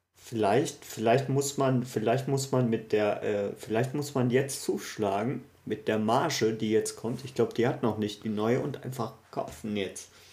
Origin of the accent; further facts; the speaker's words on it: Ruhr area, North Rhine-Westphalia, Germany; wie man bei uns im Pott sagt